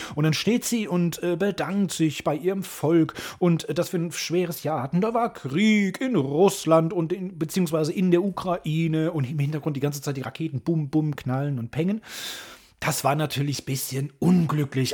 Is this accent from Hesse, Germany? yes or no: yes; Hesse, Germany; Ich als Hesse sage ja immer Cousin